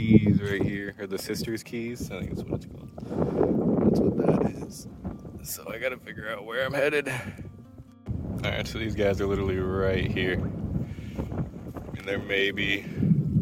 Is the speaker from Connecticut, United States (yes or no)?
no; Florida, United States; I'm born and raised in Florida